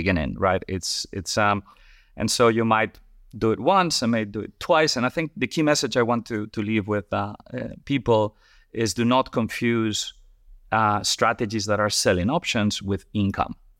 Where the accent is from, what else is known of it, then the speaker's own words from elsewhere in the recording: Madrid, Community of Madrid, Spain; moved away as an adult; also born or lived in Colorado, United States / Paris, France / New York, United States / Singapore; now in London, United Kingdom; I'm originally from, from Spain